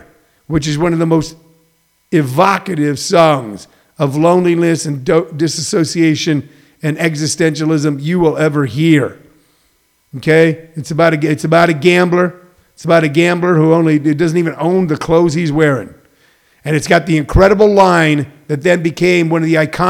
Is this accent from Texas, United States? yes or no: no; outside of St. Louis, Missouri, United States; where I grew up outside of St. Louis